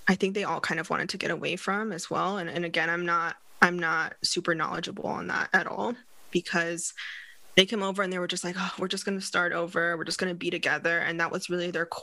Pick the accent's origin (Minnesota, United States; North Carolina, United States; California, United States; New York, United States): California, United States; East Bay; moved away; also born or lived in London, United Kingdom / Barcelona, Spain / Philadelphia, United States; I grew up in the East Bay, in a town that was extremely racially diverse